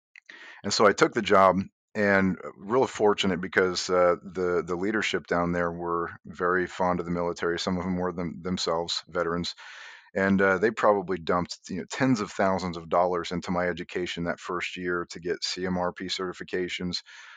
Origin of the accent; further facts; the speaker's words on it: Indiana, United States; I grew up in Indiana, and never once, you know, just regular kind of country guy